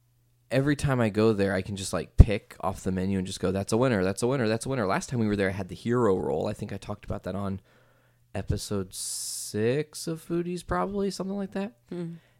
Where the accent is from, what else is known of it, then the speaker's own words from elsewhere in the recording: Midwest, United States; And I mean, I'm from the Midwest.